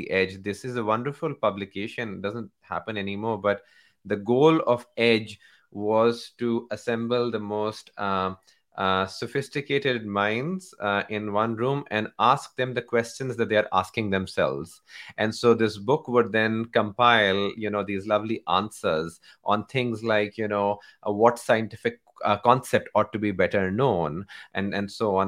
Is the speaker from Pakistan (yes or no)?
yes; Pakistan; I'm from Pakistan